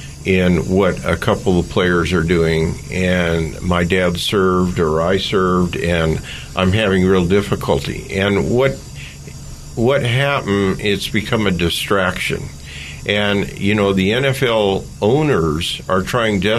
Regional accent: Oakland, California, United States; I grew up in East Oakland during the time of the race riots

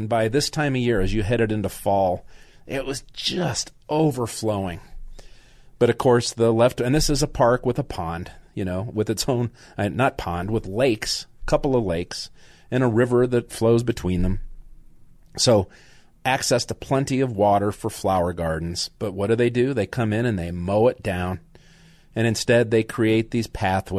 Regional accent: Denver, Colorado, United States; moved away; I grew up in Wash Park and Downing, and between Alameda and Evans and on Downing. That was my stomping grounds as a little boy

